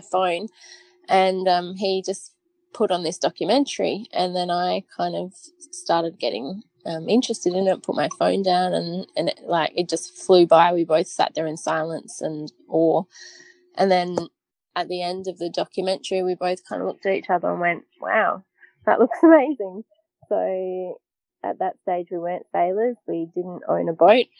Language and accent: English; Wagga Wagga, New South Wales, Australia; moved away; also born or lived in Adelaide, South Australia; I grew up in Wagga Wagga on an inland lake